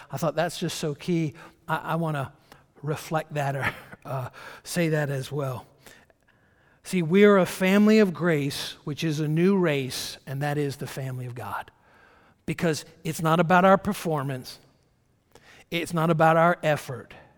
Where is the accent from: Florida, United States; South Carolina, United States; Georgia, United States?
Georgia, United States; moved away; I'm kind of a, I guess, an old country boy. I was born in Georgia and lived there for the first number of years of my life.